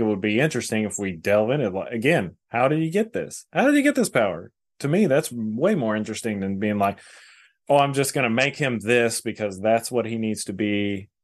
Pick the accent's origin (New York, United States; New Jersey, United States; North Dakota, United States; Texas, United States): Texas, United States; North; born or raised there